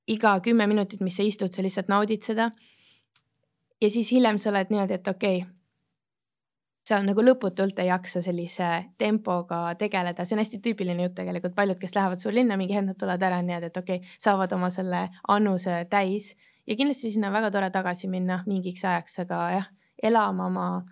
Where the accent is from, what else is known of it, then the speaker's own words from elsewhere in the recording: Estonia; moved away as an adult; also born or lived in London; now in Dubai, United Arab Emirates; alustasin ikka Eestist